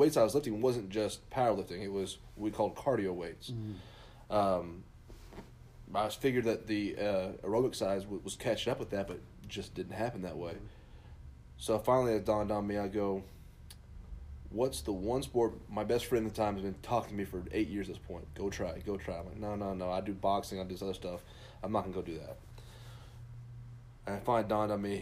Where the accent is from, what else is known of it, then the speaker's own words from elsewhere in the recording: Midland, Texas, United States; now in Fort Worth, United States; I grew up in West Texas, and out in West Texas, you know, if you watch the movie Friday Night Lights, that was my high school. Not, it's about Permian, but my high school was Midland Lee